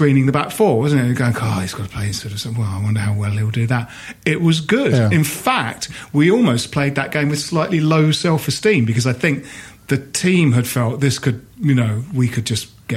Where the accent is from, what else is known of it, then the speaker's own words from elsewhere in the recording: Bromley, London, United Kingdom; Jim and I grew up in Bromley, so the Blackwall Tunnel was quite often, how we got to games